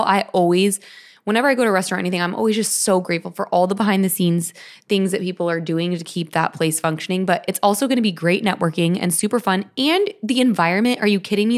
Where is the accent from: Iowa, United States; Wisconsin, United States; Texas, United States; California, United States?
California, United States; Orange County; I was born and raised in California